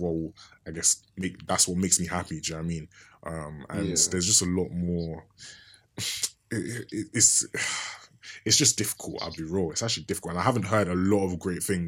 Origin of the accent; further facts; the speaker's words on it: London, United Kingdom; I'm from East London